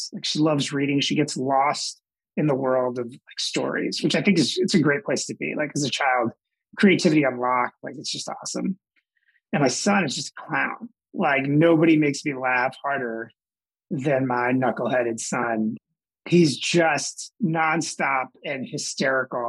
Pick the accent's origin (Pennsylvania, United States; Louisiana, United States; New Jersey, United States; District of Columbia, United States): New Jersey, United States; moved away as an adult; also born or lived in Newark, New Jersey / Durham, North Carolina; I grew up in South Jersey outside of Philadelphia